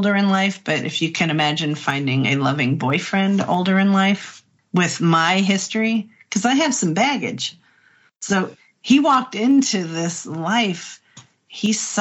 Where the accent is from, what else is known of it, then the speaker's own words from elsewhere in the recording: Midwest, United States; We're both from the Midwest